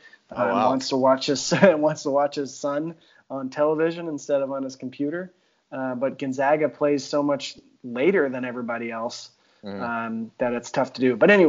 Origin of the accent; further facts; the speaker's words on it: United States; moved away as an adult; I'm an American. I'm just an insufferable American.